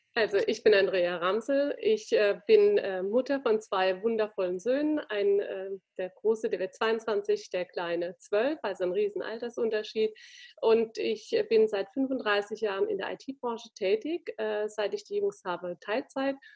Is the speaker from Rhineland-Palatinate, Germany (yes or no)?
yes; Landau, Rhineland-Palatinate, Germany; meine Heimatstadt, äh, in Verbindung mit dem Zoo Landau